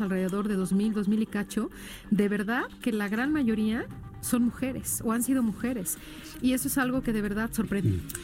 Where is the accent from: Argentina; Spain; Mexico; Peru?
Mexico; somos los únicos mexicanos que hemos trabajado en Israel